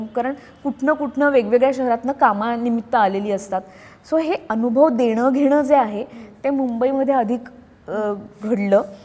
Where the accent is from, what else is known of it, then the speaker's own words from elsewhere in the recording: Nashik, Maharashtra, India; moved away as an adult; also born or lived in Pune, India; now in Mumbai, India; नाशिकमध्ये राहणं हे नाशिक सिक्युअर करतं कारण ते माझं गाव आहे माझं शहर आहे